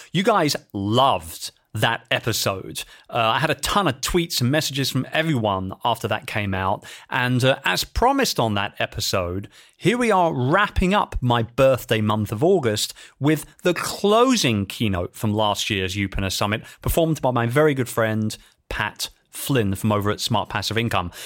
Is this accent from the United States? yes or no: no; London, United Kingdom; in the Grand City of London, England, my hometown